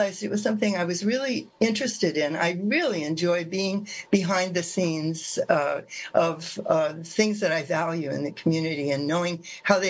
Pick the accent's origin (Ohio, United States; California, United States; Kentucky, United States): California, United States; moved away as an adult; I grew up in California and then went away for 30 years and came back to California, where to Ukiah